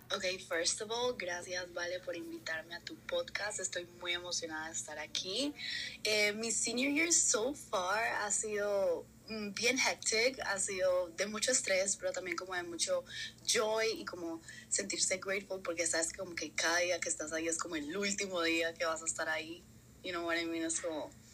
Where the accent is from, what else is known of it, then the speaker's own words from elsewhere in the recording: Colombia; moved away; soy colombiana